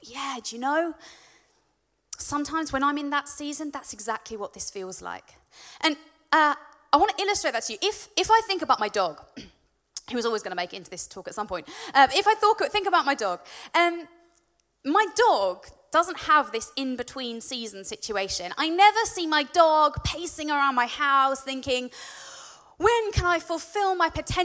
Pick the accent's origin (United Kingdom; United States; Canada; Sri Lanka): United Kingdom; Warwickshire, West Midlands; I'm from Warwickshire